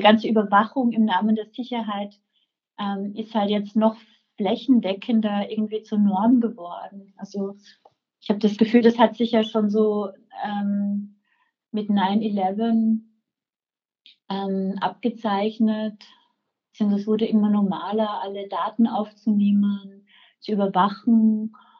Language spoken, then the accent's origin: German; Velden am Wörthersee, Carinthia, Austria; moved away as an adult; also born or lived in Rome / Prague; now in Vienna, Austria; ich bin in Felden geboren, ähm, ähm, bin da aufgewachsen